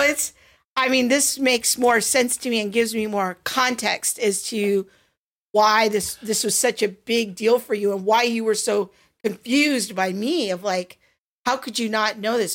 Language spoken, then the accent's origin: English; Covina, California, United States; I grew up in Covina, California, kind of adjacent in 80s and 90s